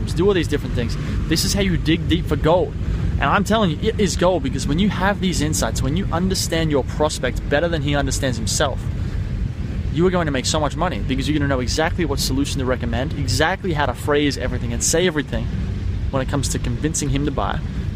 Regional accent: Sydney, New South Wales, Australia; I'm from Sydney, Australia

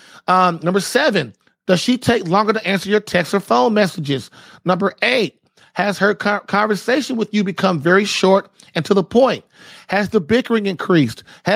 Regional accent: Puerto Rico; You're from Mexico and I'm from Puerto Rico.

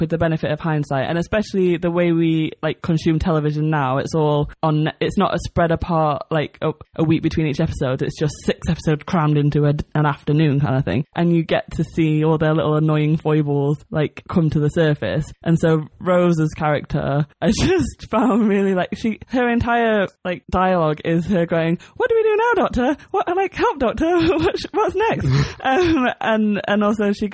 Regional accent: Sheffield, Yorkshire and the Humber, United Kingdom; moved away as an adult; also born or lived in Manchester; So I'm originally from Sheffield, which is in the north, in York, as part of Yorkshire.

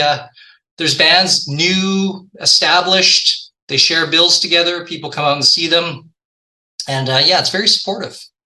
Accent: Victoria, British Columbia, Canada; now in Vancouver, Canada; I grew up in Victoria, which is just a boat ride away from Vancouver

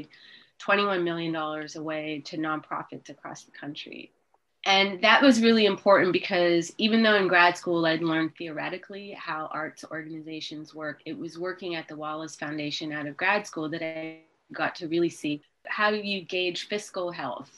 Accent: Montreal, Quebec, Canada; Growing up, I grew up in Montreal, Canada

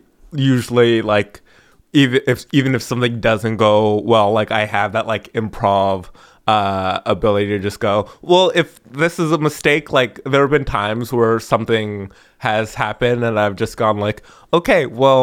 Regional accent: Los Angeles, California, United States; I'm just gonna go to Hollywood, and I'm from Los Angeles.

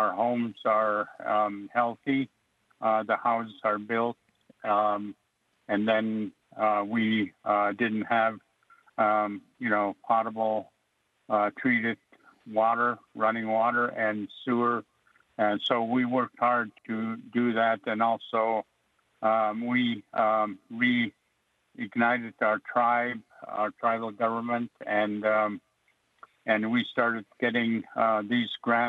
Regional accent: Alaska, United States; first language Yup'ik; English is a second language; also born or lived in Oregon; my first language is Yupak, and I'm very fluent

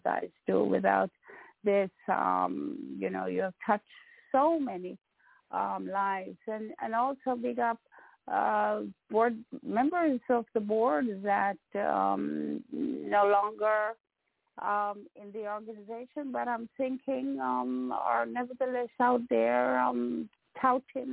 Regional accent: Jamaica; moved away; I'm still Jamaican, always be Jamaican.

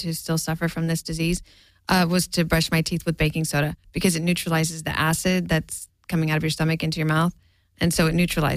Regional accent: Stockton, California, United States; also born or lived in San Francisco; I grew up in Stockton

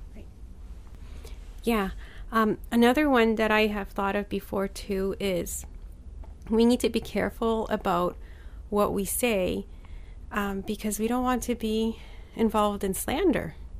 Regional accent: Poland; I was born in Poland

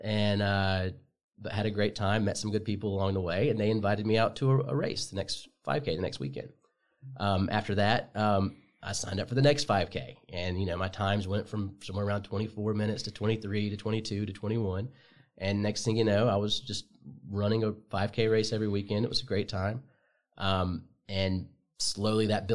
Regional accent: Asheville, North Carolina, United States; also born or lived in Gastonia, North Carolina; I grew up in Asheville, but I was born in Gastonia, North Carolina, not too far

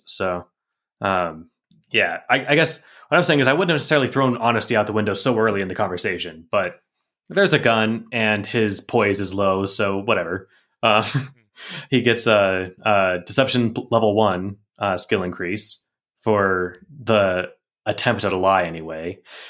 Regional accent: Kansas, United States; No, seriously, I'm from Kansas.

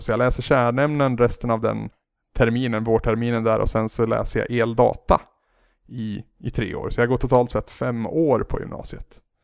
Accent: Henninge, Gävleborg County, Sweden; also born or lived in Bollnäs / Holmsveden; i en ännu mindre by som heter Henninge. Så där är jag uppvuxen eh, upp till att jag var 15, skulle fylla 16.

